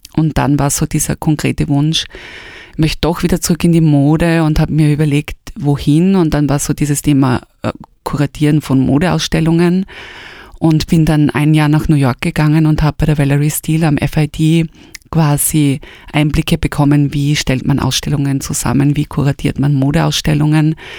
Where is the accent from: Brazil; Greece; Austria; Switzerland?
Austria; Styria; moved away as an adult; now in Vienna, Austria; bin aus der Steiermark gekommen, also eigentlich aus einer kleinen Stadt, aus Junburg. Bin nach Wien gekommen